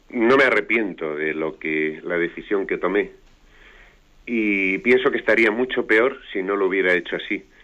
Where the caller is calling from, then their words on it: Madrid, Community of Madrid, Spain; Eh, buenos días … de Madrid.